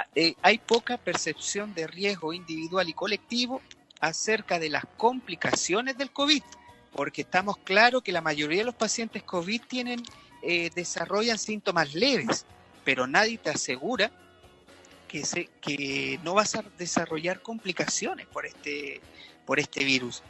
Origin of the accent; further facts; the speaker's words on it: Reumén, Los Ríos, Chile; yo soy del sur también, ¿ah? soy de Reumén